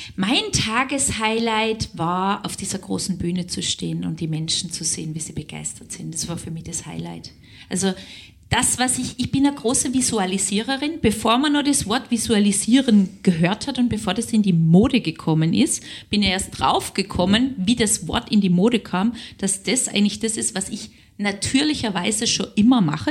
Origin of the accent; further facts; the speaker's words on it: Southern Germany, Germany; moved away as an adult; now in Linz, Austria; ich bin ja Süddeutsche